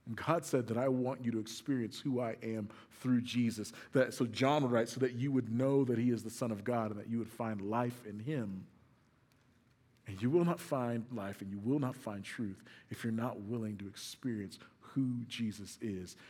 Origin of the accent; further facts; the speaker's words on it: Moore, Oklahoma, United States; grew up in Moore, Oklahoma